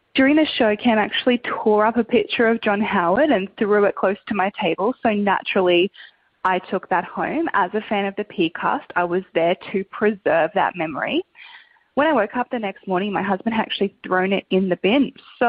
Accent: Brisbane, Queensland, Australia; I am actually from Brisbane as well

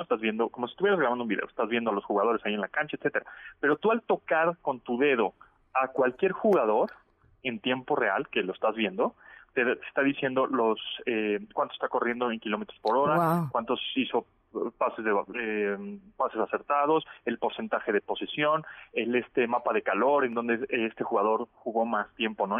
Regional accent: Mexico; la mexicana, que somos bastante pesados

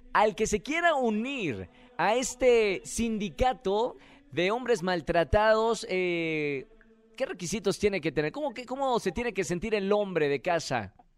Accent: Mexico; cómo somos los mexicanos

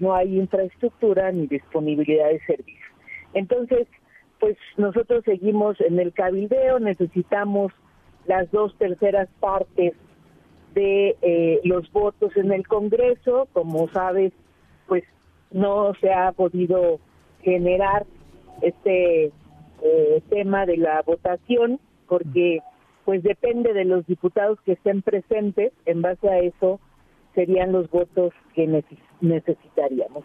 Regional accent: Iztapalapa, Mexico City, Mexico; yo soy parte de Iztapalapa

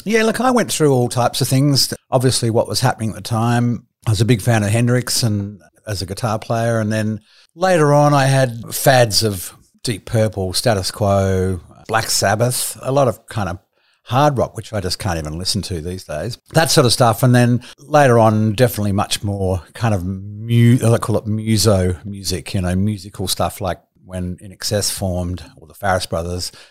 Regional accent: Sydney, New South Wales, Australia; also born or lived in Melbourne; I was born in Melbourne, and the age of eight, we moved to Sydney to a place called Cottage Point

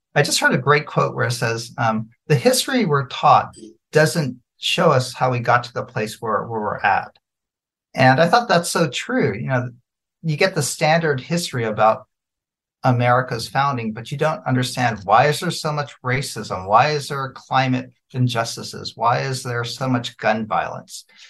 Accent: United States; an American citizen who's fifth generation

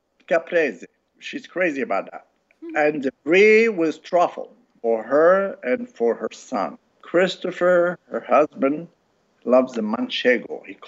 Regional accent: Casablanca, Casablanca-Settat, Morocco; moved away; also born or lived in France; I was raised in Casablanca and France. My parents, they're Lebanese, and I've been in this country for over 40 years.

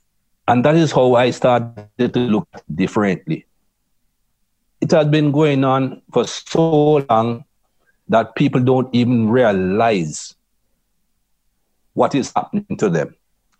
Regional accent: Jamaica; moved away; also born or lived in England; I grew up in Jamaica. And as a young man, there was racism in Jamaica

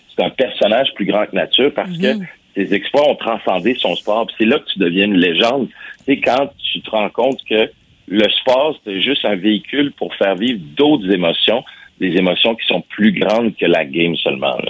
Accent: Montreal, Quebec, Canada; je suis Montréalais

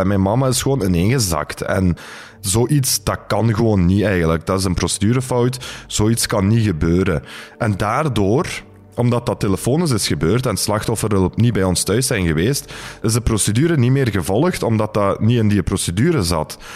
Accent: Belgium; we wonen hier, we zijn van hier. we hebben roots in Turkije, we zijn van Turkse afkomst, maar we zijn Belgische Turken

